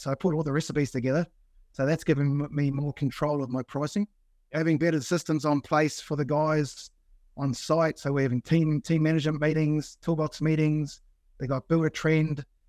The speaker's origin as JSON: {"language": "English", "town": "Blenheim", "region": "Marlborough", "country": "New Zealand", "moved": "yes", "lives_now": "Sydney, Australia", "said": "I'm originally from New Zealand, did my time in Blenheim"}